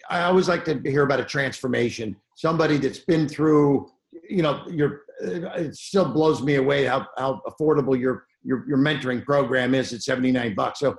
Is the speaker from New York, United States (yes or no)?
yes; New York City, New York, United States; So um, growing up in New York was amazing.